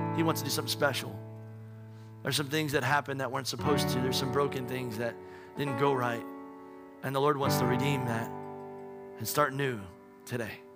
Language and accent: English; United States; we're American